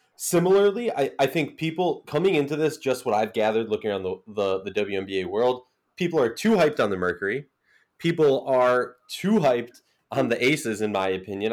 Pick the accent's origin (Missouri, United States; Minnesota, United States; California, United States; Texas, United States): Minnesota, United States; I'm from Minnesota